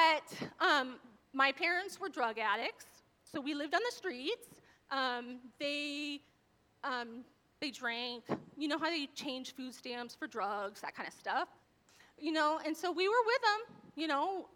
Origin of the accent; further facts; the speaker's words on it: Torrance, California, United States; I was born in Torrance, California.